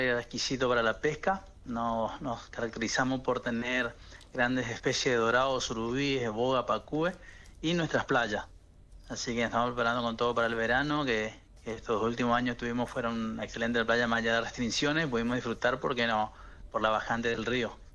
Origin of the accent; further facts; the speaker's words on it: Itá Ibaté, Corrientes, Argentina; un amigo de la infancia acá de la localidad